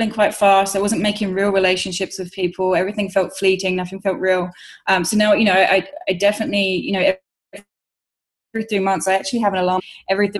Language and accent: English; London, United Kingdom; moved away; my hometown in London